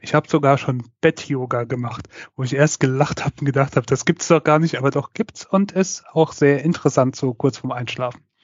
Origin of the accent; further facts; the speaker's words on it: Mainz, Rhineland-Palatinate, Germany; bei uns in Mainz